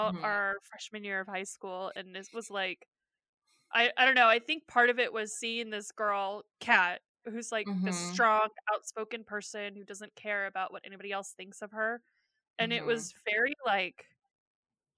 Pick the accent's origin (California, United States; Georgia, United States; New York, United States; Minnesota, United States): California, United States; we grew up in California, so our school's outdoors anyways